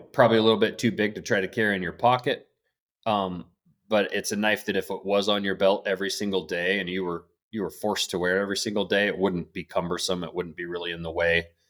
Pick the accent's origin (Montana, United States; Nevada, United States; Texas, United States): Montana, United States; Blackfoot River Valley; I grew up in the Black Foot River Valley, uh, fished on the Black Foot River